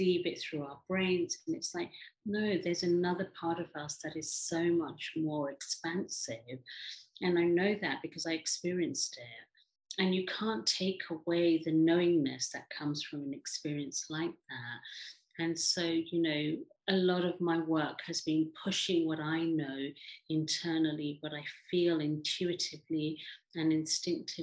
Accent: England, United Kingdom; also born or lived in Africa / India; I live in England, brought up in England, born in Africa, but originally from India.

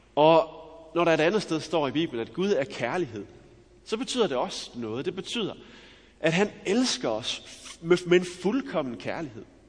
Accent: Denmark; Jeg er jo også dansker

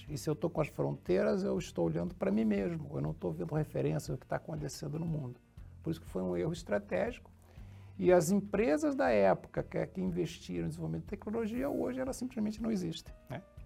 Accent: Rio de Janeiro, Brazil; moved away as an adult; also born or lived in São João da Pesqueira, Portugal / Santa Catarina / Rio Grande do Sul; Eu vim para o Brasil com, com 4 anos de idade. Quando vim para o Brasil, eu fui morar no Rio de Janeiro, morei muitos anos no Rio de Janeiro

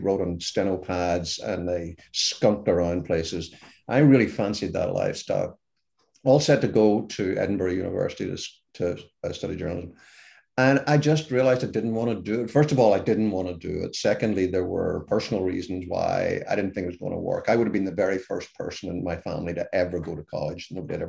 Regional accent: Ireland; accent: Irish; even a dumb Irishman, which is by my accent, you can tell what I am

